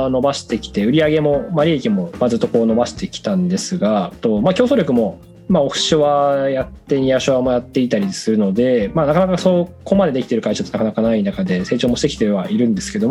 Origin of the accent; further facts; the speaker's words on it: Sapporo, Hokkaido, Japan; moved away as an adult; also born or lived in Tokyo; そうですね僕ははい札幌,、ま、札幌で生まれて高校までは札幌で大学はあの東京でっていう